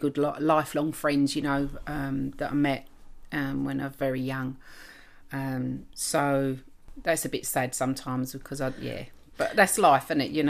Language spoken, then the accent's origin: English; England, United Kingdom; because I am officially English, I think if you mispronounce, I think I should be the one to say to you